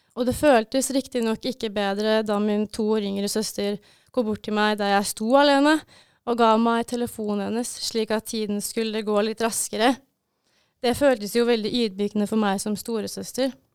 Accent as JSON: {"language": "Norwegian", "town": "Brumunddal", "region": "Innlandet", "country": "Norway", "moved": "as an adult", "lives_now": "Bodø, Norway", "said": "jeg kommer fra Brumunddal."}